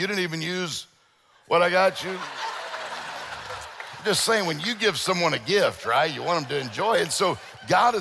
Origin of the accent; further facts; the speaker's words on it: Mississippi Gulf Coast, United States; moved away as an adult; also born or lived in Meridian, Mississippi; now in Detroit, United States; I grew up in, my all family's from Meridian, and then I grew up down on the coast, but it's good to be back in Mississippi